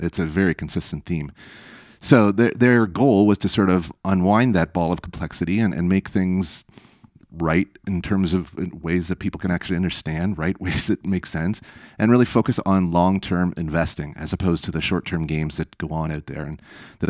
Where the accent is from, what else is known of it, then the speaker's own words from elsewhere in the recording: Canada; And frankly, as a Canadian investor, that's seen some different investing climates over the years.